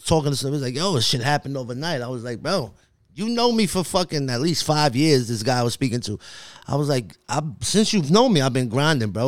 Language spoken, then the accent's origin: English; New York City, New York, United States; also born or lived in Staten Island; I grew up in Brooklyn, right? I'm Coney Island